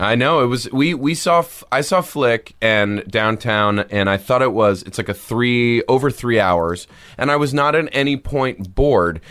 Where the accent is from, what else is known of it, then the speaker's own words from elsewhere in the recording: New York, United States; I grew up in New York